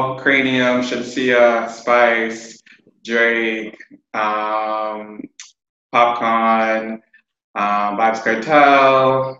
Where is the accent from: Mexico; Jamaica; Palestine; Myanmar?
Jamaica; also born or lived in England / New York / Toronto; I grew up in Jamaica, England, New York, and Toronto.